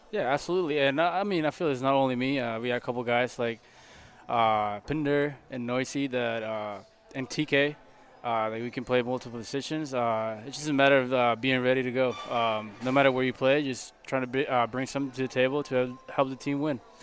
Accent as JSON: {"language": "English", "country": "Puerto Rico", "second_language": "English", "moved": "as an adult", "lives_now": "Oakland, United States", "said": "I'm from Puerto Rico"}